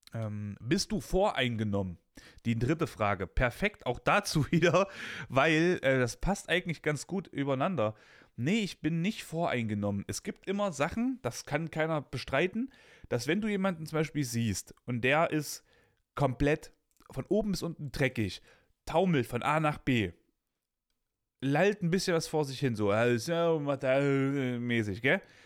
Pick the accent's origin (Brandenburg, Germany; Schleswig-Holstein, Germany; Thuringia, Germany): Thuringia, Germany; Weimar; ich komme aus, aus, aus Weimar West, ne? Das ist so bei uns damals halt das krasse Ghetto gewesen